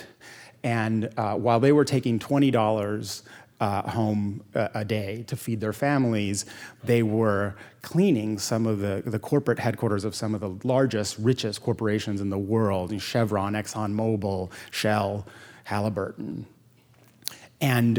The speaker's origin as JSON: {"language": "English", "country": "Puerto Rico", "tie": "born or raised there", "also_born_or_lived": "Yale (New Haven, Connecticut)", "moved": "as an adult", "lives_now": "United States", "said": "growing up in Puerto Rico, my parents were strict."}